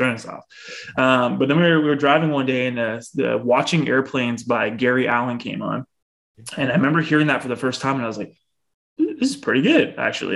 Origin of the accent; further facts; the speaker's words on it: a town outside of Bradford, Ontario, Canada; now in Barrie, Canada; I grew up in Ontario, just a town outside of Bradford, Ontario, which is about half hour north of Toronto.